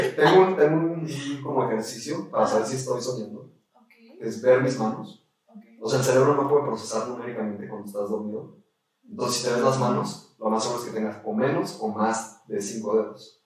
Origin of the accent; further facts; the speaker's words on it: Mexico; pues tenía un pasaporte mexicano y sí soy completamente mexicano